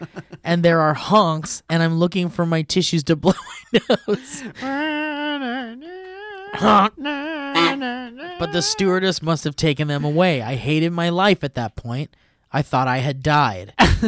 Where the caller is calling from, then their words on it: California, United States; Greetings, Falzuni and Steve. … from Orange County with a few short history roads.